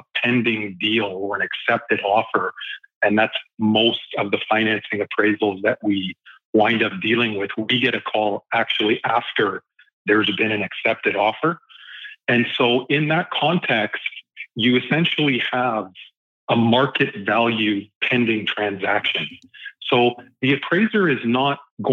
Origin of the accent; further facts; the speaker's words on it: Lower Mainland, British Columbia, Canada; also born or lived in Ottawa / Calgary; I was born in Ottawa. I moved to Calgary as a young kid. And just after the 88 Olympics, my parents moved us to the Lower Mainland, and we've been here ever since